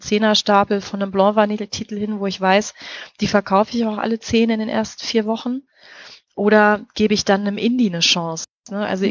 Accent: North Rhine-Westphalia, Germany; accent: Westphalian; moved away; ich bin ja ursprünglich aus Nordrhein-Westfalen, beziehungsweise wirklich aus Westfalen und das R und das A, das ist bei uns, das ist unser großer Dialekt

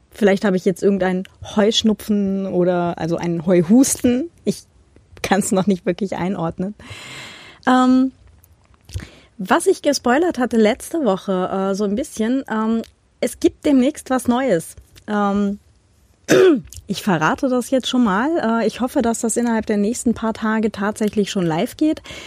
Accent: Germany; now in Vienna, Austria; da, wo ich herkomme. So ein 800 einwohner kaff im norddeutschen Vorharz.

